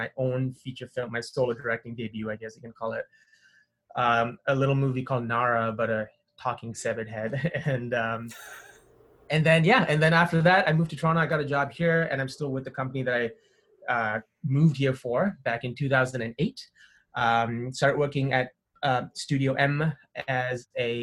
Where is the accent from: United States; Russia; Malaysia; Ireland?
Malaysia; moved away as an adult; also born or lived in Windsor, Canada; now in Canada; I grew up in Malaysia, which is in Southeast Asia